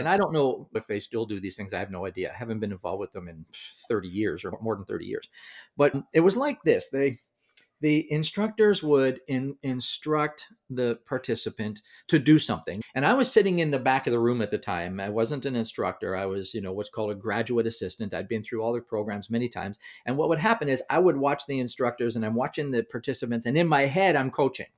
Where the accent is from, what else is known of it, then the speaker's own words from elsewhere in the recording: Canada; I'm from Canada.